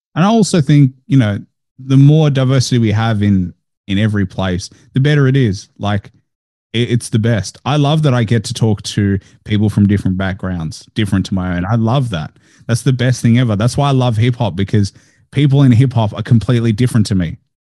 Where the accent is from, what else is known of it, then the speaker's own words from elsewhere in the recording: Melbourne, Victoria, Australia; I was born in Australia. I'm first generation